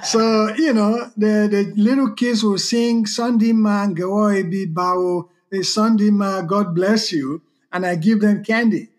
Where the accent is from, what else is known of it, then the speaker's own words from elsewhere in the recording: Southern Province, Sierra Leone; moved away; also born or lived in Freetown, Sierra Leone; I was sent to live with my aunt. Mm. And I grew up in that Mende environment